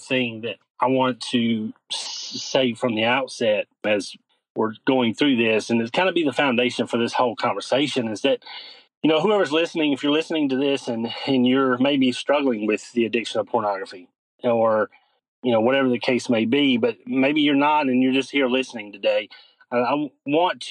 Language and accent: English; North Carolina, United States; born and raised in North Carolina. That's where I currently am